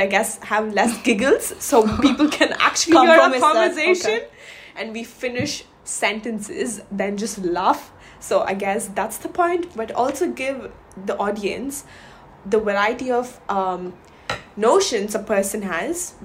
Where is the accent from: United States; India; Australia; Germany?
India; moved away as an adult; now in London, United Kingdom; I'm from India, and I've been also living and working in London for 2.5 years now.